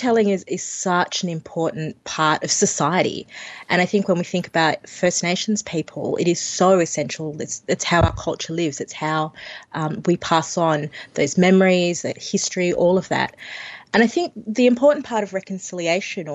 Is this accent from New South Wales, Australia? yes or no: yes; Sydney, New South Wales, Australia; I grew up in Western Sydney